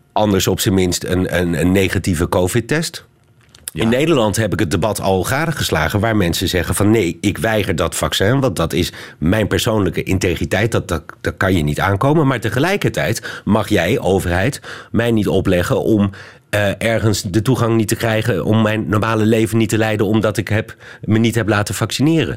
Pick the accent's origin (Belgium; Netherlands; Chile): Belgium; hier in België bij ons